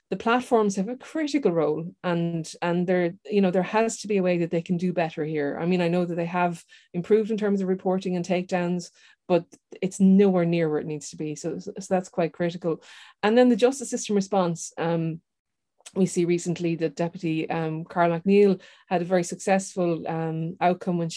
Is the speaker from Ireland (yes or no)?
yes; Ireland; growing up in Ireland, having a uh, um, a, a, descendancy that's from outside of Ireland and being told to go back home when you're running your election campaign